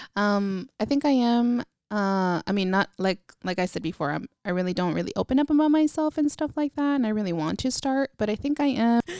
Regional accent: Vallejo, California, United States; also born or lived in Napa, California; I was born in Napa and raised in Vallejo

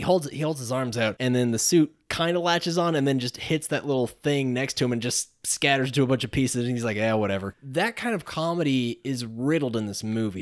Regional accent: Johnson City, Tennessee, United States; also born or lived in Unicoi, Tennessee; I was from Johnson City

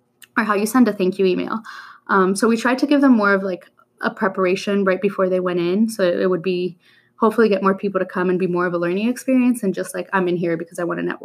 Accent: Miami, Florida, United States; also born or lived in Colombia; My hometown, I was born in Columbia, and I lived there till I was 8, but other than that, my other hometown is Miami, Florida

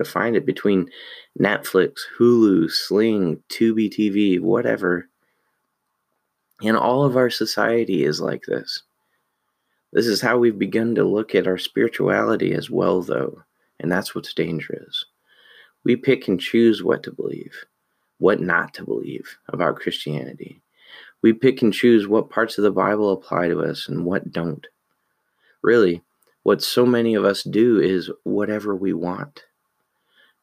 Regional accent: United States; we're American.

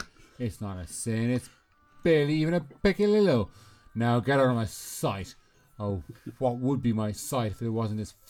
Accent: Ireland; I'm from Ireland and obviously not Albion

